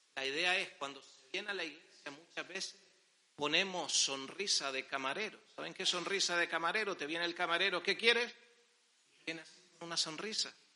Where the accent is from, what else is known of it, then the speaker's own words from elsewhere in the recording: Las Palmas, Canary Islands, Spain; somos de Las Palmas